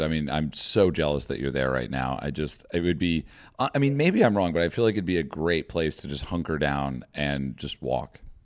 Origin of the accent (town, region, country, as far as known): United States